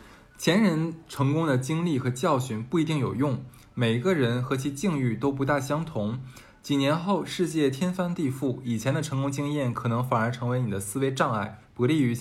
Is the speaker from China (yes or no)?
yes; Harbin, Heilongjiang, China; 整我是黑龙江人嘛，我黑龙江我除了大庆，我是哈尔滨人，我大庆我去过，其他黑龙江任何地方我没去过。